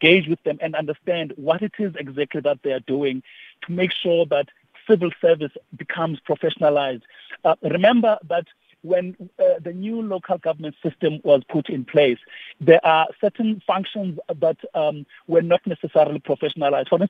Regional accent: Eastern Cape, South Africa; I'm a migrant from the Eastern Cape in the Transkei at it. So I, I, I come with experience of what it is to live in a, in a, in a rural area.

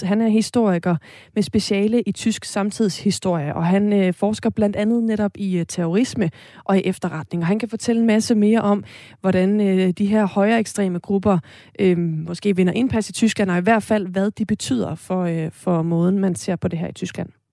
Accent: Esbjerg, Southern Denmark, Denmark; Jeg er jo fra Esbjerg

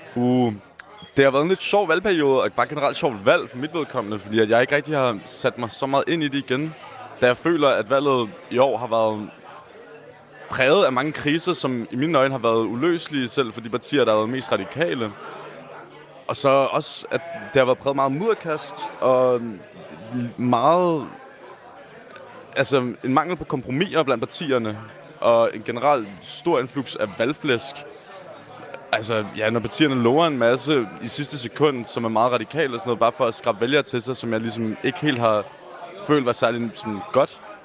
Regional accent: Copenhagen, Capital Region of Denmark, Denmark; jeg er selv fra Nørrebro, som også generelt er meget rødt

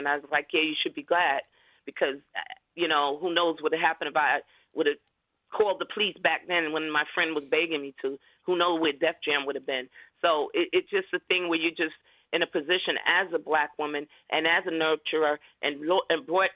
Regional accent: New York City, New York, United States; I'm from the Bronx, you know, come from a mother of a single parent

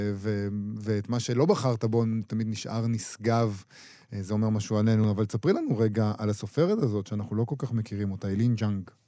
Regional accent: Israel; אנחנו ישראלים, משוררים ישראלים גם

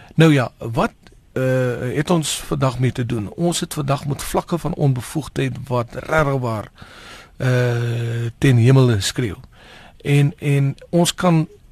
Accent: South Africa; as Suid-Afrikaners

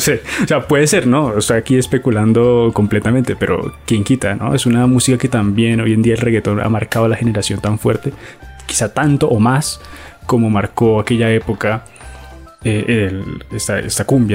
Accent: Colombia

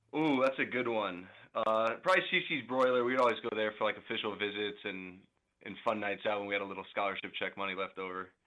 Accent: St. Louis, Missouri, United States; now in Kansas City, United States; I'm from Saint Louis

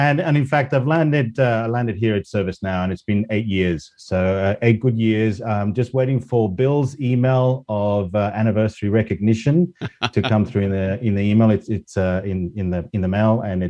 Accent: Spain; English is a second language; moved away as an adult; also born or lived in Australia; now in United Kingdom; So I was, I guess, born and raised in Spain, went to university in Australia, and then stayed there for 25 years before moving back to Europe and settling back here in the UK for the last 10 years.

